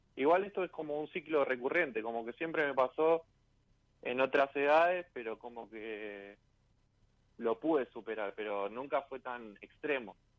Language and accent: Spanish; Guernica, Buenos Aires Province, Argentina; De zona sur de Arnica